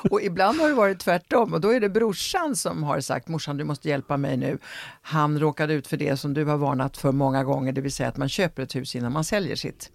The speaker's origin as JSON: {"language": "Swedish", "country": "Sweden", "tie": "born or raised there", "also_born_or_lived": "Italy / Rome"}